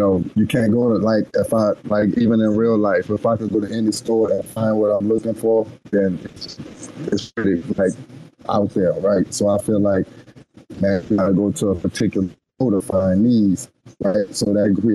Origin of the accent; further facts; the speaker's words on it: New Orleans, Louisiana, United States; I'm from New Orleans